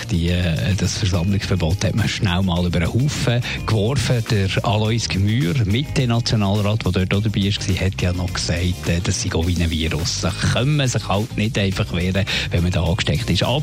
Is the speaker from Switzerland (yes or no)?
yes; Switzerland; weil wir als Schweizer auch Mitglied sind von der ESA